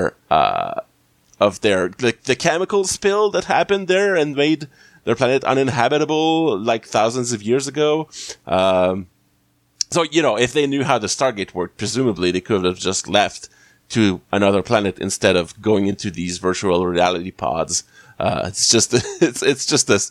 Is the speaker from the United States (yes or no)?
no; Canada; as a Canadian